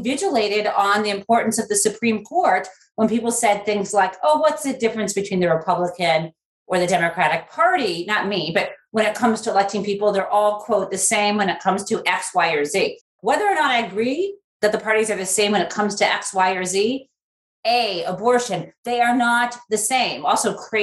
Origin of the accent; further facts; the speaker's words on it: United States; my home country